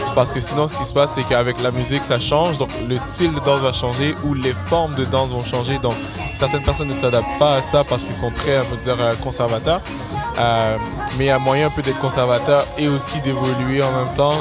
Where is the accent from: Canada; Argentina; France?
Canada; Montreal, Quebec; j'ai grandi à Saint-Michel